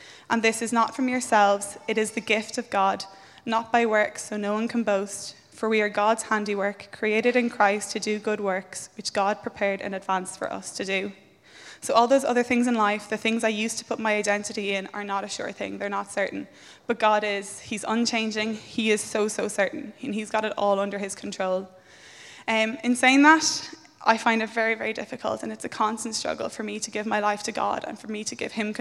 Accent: Limerick, Munster, Ireland; moved away as an adult; now in Dublin, Ireland; I am originally from Limerick, but moved up to Dublin six, seven months ago to work as an occupational therapist

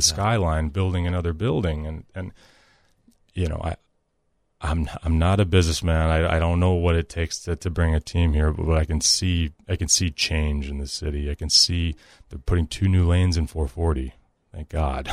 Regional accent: Nashville, Tennessee, United States; I'm from Nashville

